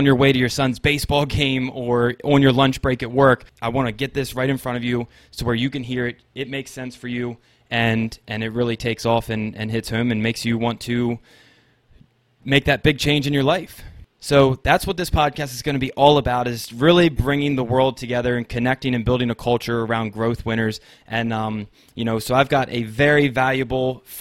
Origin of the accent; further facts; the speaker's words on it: Maryland, United States; I'm born and raised in Maryland in the United States